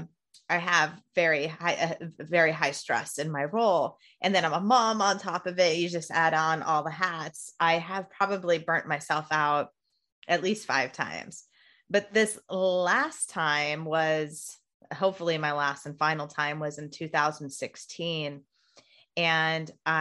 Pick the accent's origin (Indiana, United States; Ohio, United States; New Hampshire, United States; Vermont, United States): Indiana, United States; I'm from Indiana